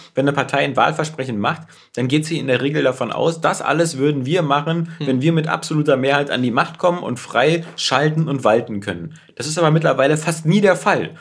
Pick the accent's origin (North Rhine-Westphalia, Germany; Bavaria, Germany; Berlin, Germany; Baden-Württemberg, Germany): Berlin, Germany; bei uns in Berlin